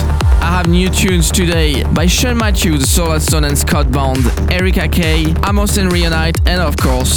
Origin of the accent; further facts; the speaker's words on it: Strasbourg, Grand Est, France; my hometown Strasbourg